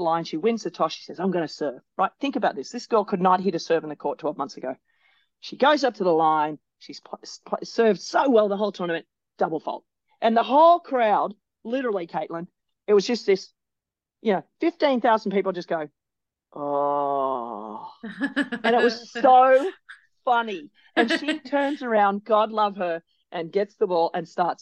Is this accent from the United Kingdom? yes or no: no; Australia; as an Australian